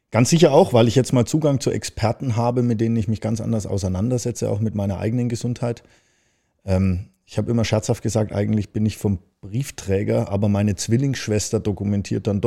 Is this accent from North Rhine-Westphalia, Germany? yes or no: no; Baden-Württemberg, Germany; now in Hamburg, Germany; Ja, also ich komme aus dem Schwarzwald, bin ich jetzt hierher gezogen.